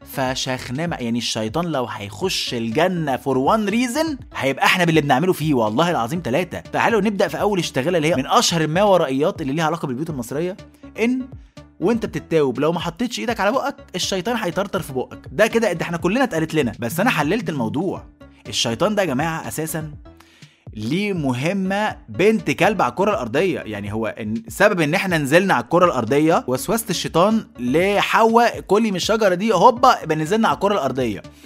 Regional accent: Egypt; اتخلقت في بيوتنا كمصريين وكعرب

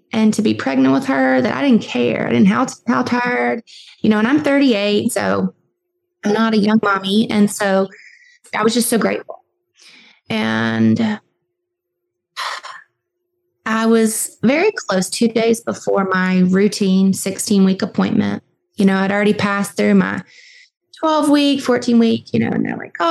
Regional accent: Southwest Virginia, United States; I'm from Southwest Virginia.

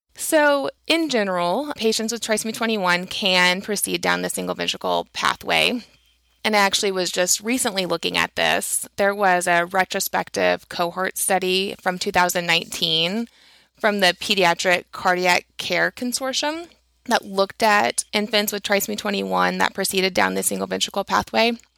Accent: Texas, United States; I grew up in Texas, um, in a small town.

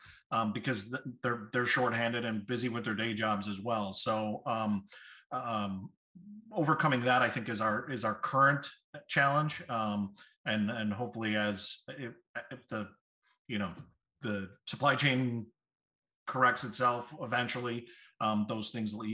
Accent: Chicago, Illinois, United States; I'm from Chicago

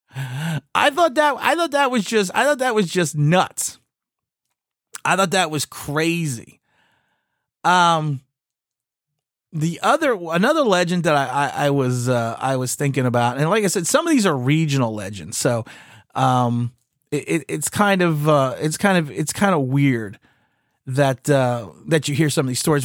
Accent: East Coast, United States; I am from the East Coast

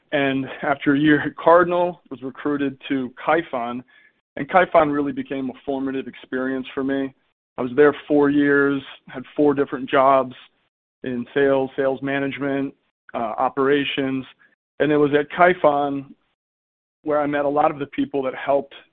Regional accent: East Coast, United States; moved away as an adult; now in San Francisco Bay Area, United States; I grew up on the East Coast.

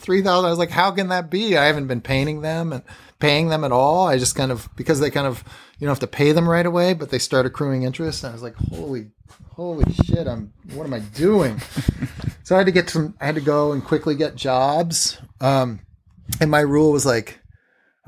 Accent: Portland, Oregon, United States; moved away as an adult; also born or lived in Massachusetts; now in Brooklyn, United States; I'm from Massachusetts, grew up mostly in Portland, Oregon.

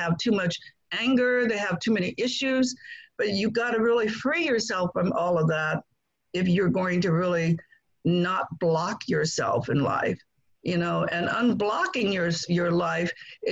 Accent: Guangdong, China; now in United States; I grew up in China, not ever having met my father

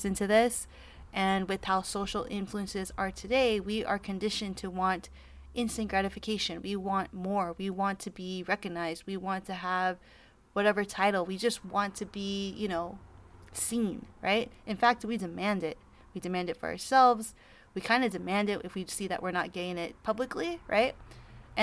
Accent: Los Angeles, California, United States; I am from Los Angeles, California

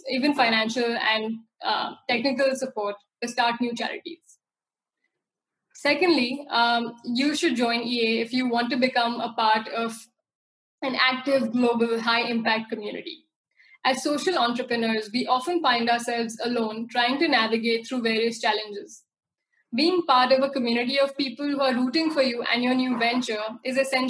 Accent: India; my hometown in rural India

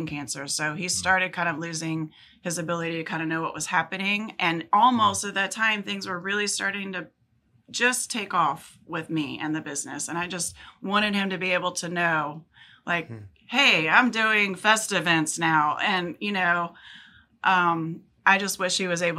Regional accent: Norfolk, Virginia, United States; also born or lived in Pasquotank County, North Carolina; I grew up in Norfolk, always lived there

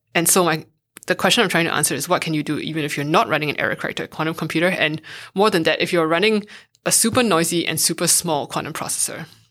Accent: Singapore; moved away as an adult; also born or lived in United States; now in Berlin, Germany; I went to a math and science high school when I was growing up in Singapore

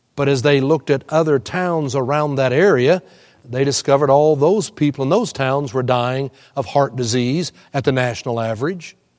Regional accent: Houston, Texas, United States; I was born and raised in Houston

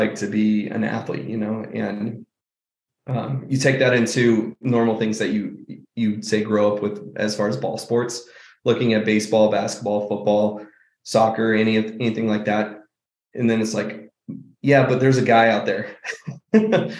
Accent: Auburn, California, United States; moved away as an adult; also born or lived in Grass Valley, California / Reno, Nevada; now in Phoenix, United States; I was born in Grass Valley and raised out there till I was basically 10. We went to Reno for a couple of years when I was really little, but 8 years up in the Nevada County area, and then moved to Auburn when I was 10 and lived there till

